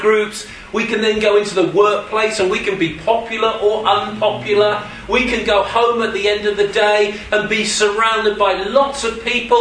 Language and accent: English; Suffolk, East of England, United Kingdom; moved away; I'm sorry I'm English. I'm sorry I come from across the border. But that's not the fullness of my identity with you. Yes, I was born in Suffolk.